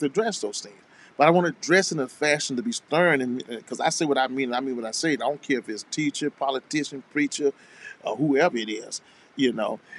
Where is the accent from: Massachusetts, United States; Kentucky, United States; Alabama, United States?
Alabama, United States; the state of Alabama mm. and my home state as well